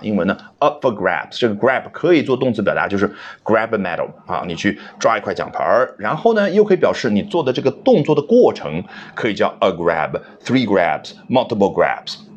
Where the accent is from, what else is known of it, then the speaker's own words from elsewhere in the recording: China; 我们中国人